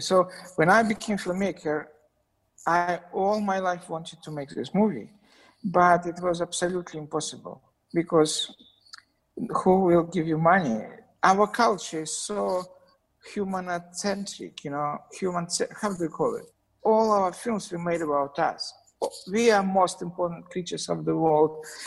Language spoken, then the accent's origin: English; Saint Petersburg, Russia; English is a second language; I was born in St. Petersburg, but I spent some times in childhood in a small tiny place between Moscow and St. Petersburg.